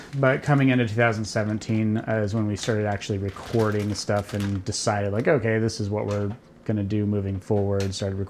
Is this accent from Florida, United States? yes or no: no; Alaska, United States; also born or lived in Oregon; I spent most of my life up there, actually